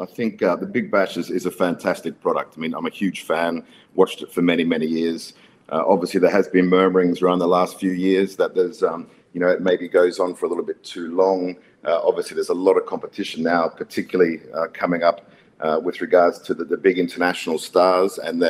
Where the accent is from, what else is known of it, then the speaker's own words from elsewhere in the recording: Queensland, Australia; But yeah, as an Australian, as a Queensland boy